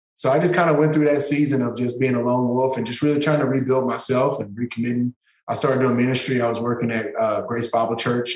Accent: East Texas, United States; I grew up in East Texas, one of the toughest neighborhoods in East Texas in Chapel Hill

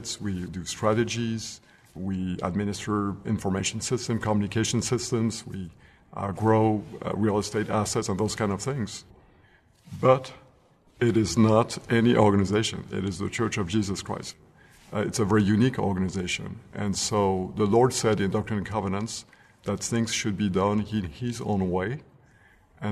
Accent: France; moved away; I grew up in France, as a young man

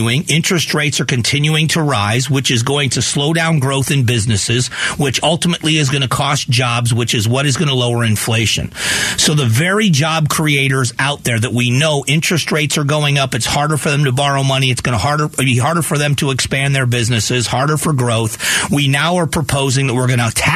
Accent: Southwest Florida, United States; also born or lived in Northeast Ohio; now in Arizona, United States; I grew up in Southwest Florida, very different from Ohio. I've lived in Arizona for 28 years

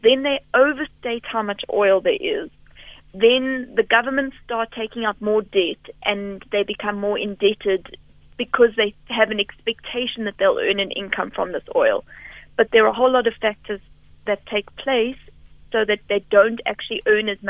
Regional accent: Rustenburg, North West, South Africa; moved away; I'm originally from Rustenburg

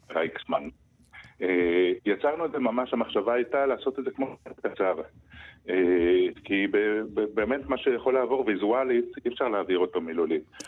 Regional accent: Arad, Southern District, Israel; אני גדלתי- גדלתי בערד

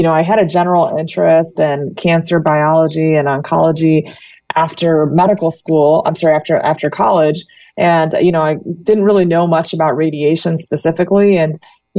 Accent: Indiana, United States; moved away as an adult; also born or lived in New York / Florida; now in Danville, United States; I actually was born and raised in Indiana

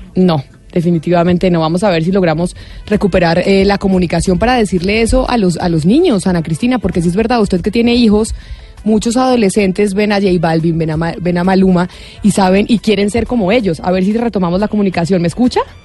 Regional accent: Colombia; nosotros como colombianos

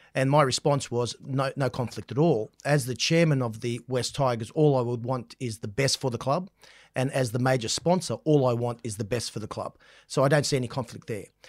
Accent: Central Coast, New South Wales, Australia; I grew up on the Central Coast.

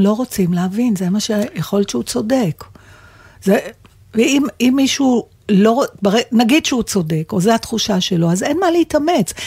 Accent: Israel; אני מישראל

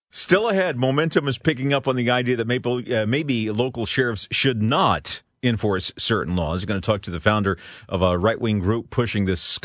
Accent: Florida, United States; now in California, United States; as a Florida boy, I can tell you, nothing like some of the big hurricanes that have hit my home state in the past.

